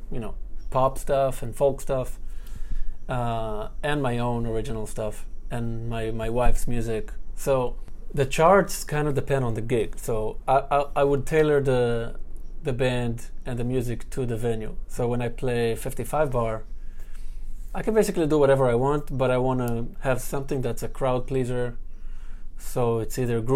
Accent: Ra'anana, Central District, Israel; moved away as an adult; now in New York City, United States; Close to Tel Aviv, in a city called Ra'anana

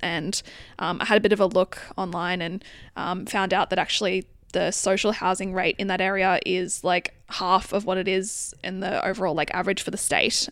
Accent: northern New South Wales, Australia; I grew up in a, a regional town in northern New South Wales

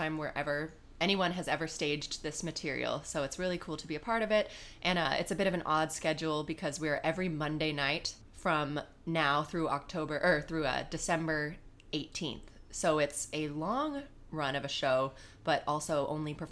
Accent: Elk Grove, California, United States; moved away as an adult; also born or lived in Brazil / Tucson, Arizona / Woodstock, New York; now in New York City, United States; I am originally I'm from Sacramento, California, actually Elk Grove, which is a suburb of Sacramento.

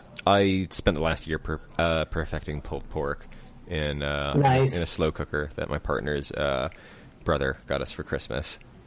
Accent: Kansas, United States; accent: American; moved away as an adult; now in United Kingdom; I'm biased and from Kansas.

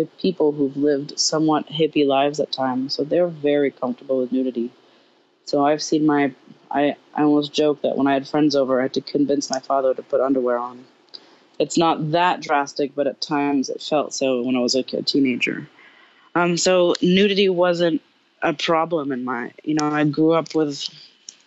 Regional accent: Paris, Île-de-France, France; now in United States; growing up in Paris

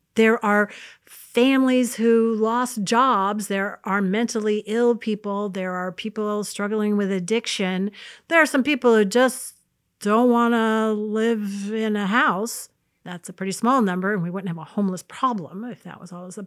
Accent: United States; born, um, about eighty miles north of an artificial line, and so I'm an American

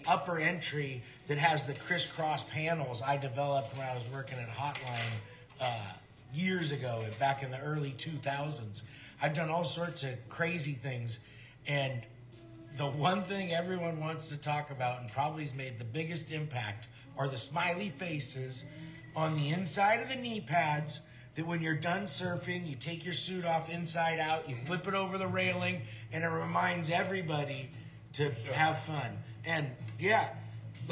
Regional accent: Santa Cruz, California, United States; growing up in Santa Cruz

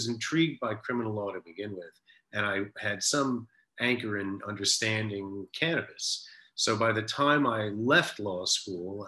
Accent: New York City, New York, United States; I grew up in New York City, went to public school in New York City, I went to Bronx Science

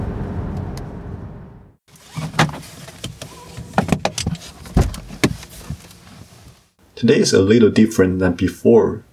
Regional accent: Beijing, China; now in Ottawa, Canada; the hot pot restaurant that I used to go to with my parents in Beijing

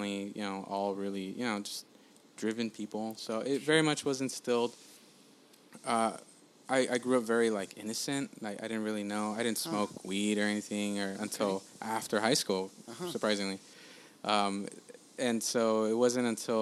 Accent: LA County, California, United States; also born or lived in El Salvador; I'm from LA or I'm from, just LA County

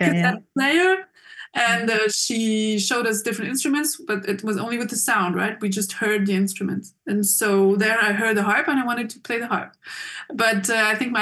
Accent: Geneva, Switzerland; moved away as an adult; now in Basel, Switzerland; I grew up in Geneva, Switzerland

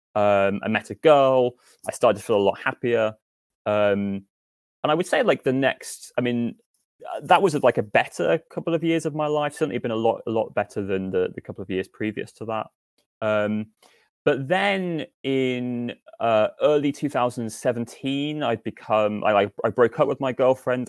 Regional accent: Northampton, East Midlands, United Kingdom; moved away as an adult; also born or lived in Nottingham; I grew up in Northampton, um, which is where I am now

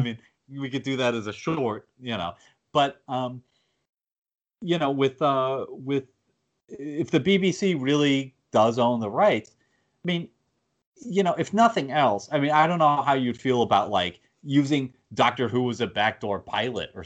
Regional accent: United States; as an American

